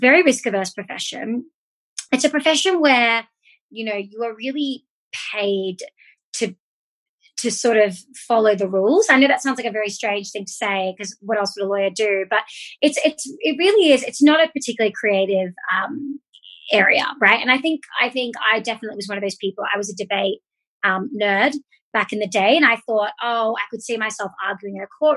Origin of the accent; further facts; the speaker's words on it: Australia; moved away as an adult; also born or lived in United States; now in Mexico; I am originally from Australia, but moved to the States in 2015, did a master's in the States